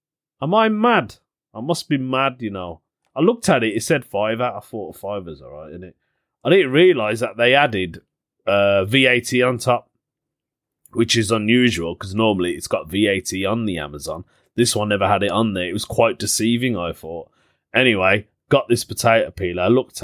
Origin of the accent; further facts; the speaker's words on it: Birmingham, West Midlands, United Kingdom; People say to me, where are you from? And I'll go, Birmingham.